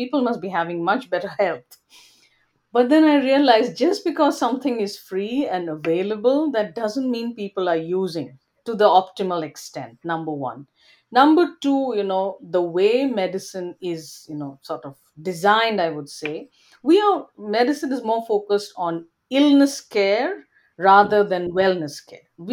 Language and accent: English; India; moved away as an adult; now in Canada; when I was growing up in India